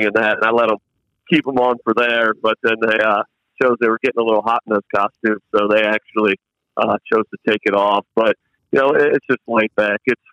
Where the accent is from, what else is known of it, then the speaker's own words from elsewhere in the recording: Convoy, Ohio, United States; growing up in Convoy